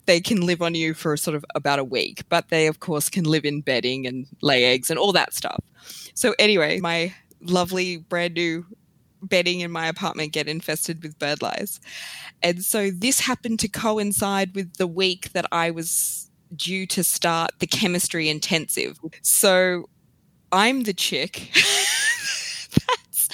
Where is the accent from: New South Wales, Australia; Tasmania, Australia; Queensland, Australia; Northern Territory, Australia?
New South Wales, Australia; Sydney; moved away as an adult; also born or lived in Melbourne; I moved from Sydney to Melbourne